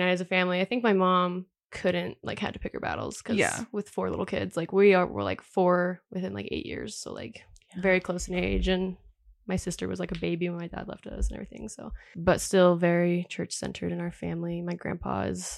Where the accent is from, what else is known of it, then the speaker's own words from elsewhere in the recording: Washington near Seattle, United States; I was raised in Washington near Seattle, so very liberal area.